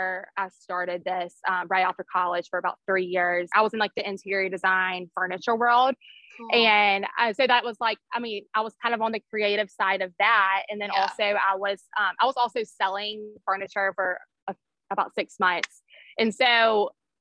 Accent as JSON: {"language": "English", "town": "Birmingham", "region": "Alabama", "country": "United States", "tie": "born or raised there", "said": "I grew up here in Birmingham and I went to a public high school here"}